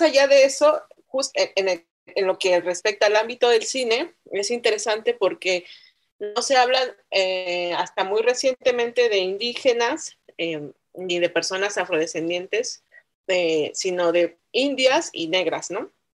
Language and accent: Spanish; Oaxaca, Mexico; also born or lived in San Bartolomé Loxicha / San Miguel Quetzaltepec; yo crecí entre esos tres espacios, ¿no? Entre la ciudad de Oaxaca, entre el pueblo San Bartolomé Loxicha, que es eh, mi pueblo materno, y entre San Miguel Quetzaltepec